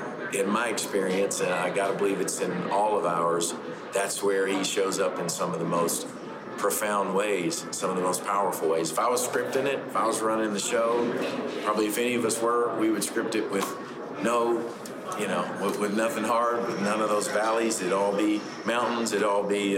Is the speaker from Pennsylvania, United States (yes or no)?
no; Paducah, Kentucky, United States; I'm from Kentucky, Paducah, Kentucky